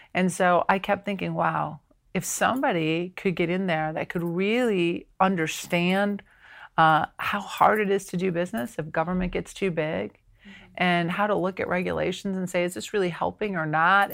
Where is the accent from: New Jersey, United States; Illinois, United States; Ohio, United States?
Ohio, United States; now in South Carolina, United States; born and raised in Ohio